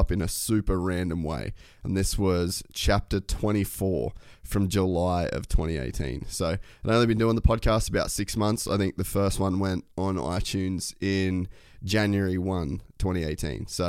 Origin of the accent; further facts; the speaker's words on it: Cairns, Queensland, Australia; I grew up in Cairns, a world away from all this